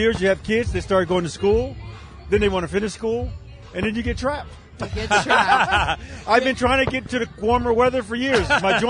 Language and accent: English; Compton, California, United States; now in Pittsburgh, United States; I'm originally from Compton, California.